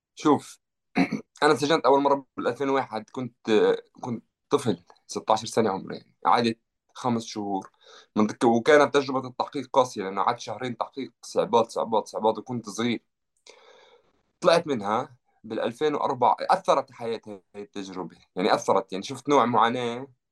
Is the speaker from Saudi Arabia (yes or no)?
no; Jerusalem, Palestine; moved away as an adult; now in France; أنا ربيت في مدينة القدس